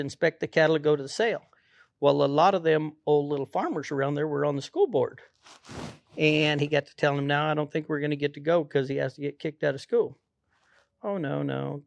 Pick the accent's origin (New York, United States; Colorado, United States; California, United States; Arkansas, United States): Colorado, United States; Pueblo; I grew up, uh, right there in Pueblo, Colorado